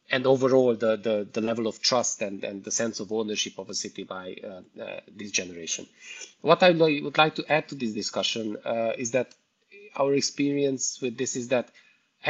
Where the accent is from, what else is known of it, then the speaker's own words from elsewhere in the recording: Cluj-Napoca, Cluj County, Romania; I'm coming from Cluj, Transylvania, Romania.